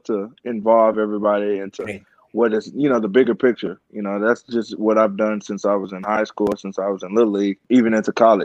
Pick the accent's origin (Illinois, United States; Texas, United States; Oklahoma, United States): Texas, United States; Houston; I'm from Houston